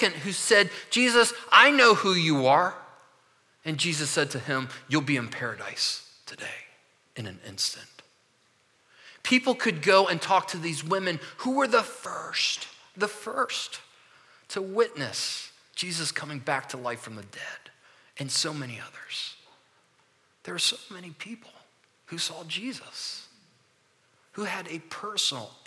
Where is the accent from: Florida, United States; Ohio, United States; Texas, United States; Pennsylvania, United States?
Florida, United States; Orlando; moved away; also born or lived in Michigan; we grew up in Orlando for 18 years.